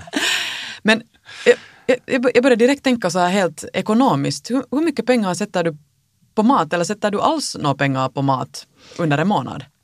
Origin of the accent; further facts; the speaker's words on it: Finland; Vi som finländare